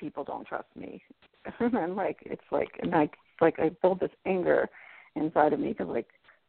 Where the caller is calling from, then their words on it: Colorado, United States; I'm calling from Colorado.